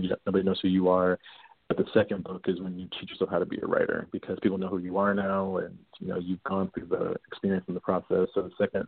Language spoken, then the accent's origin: English; San Antonio, Texas, United States; I'm from San Antonio